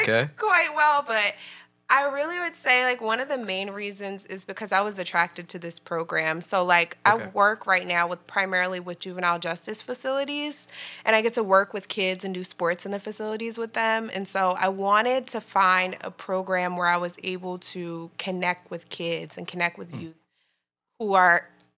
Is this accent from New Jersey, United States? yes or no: yes; New Jersey, United States; I'm originally from Jersey in the house.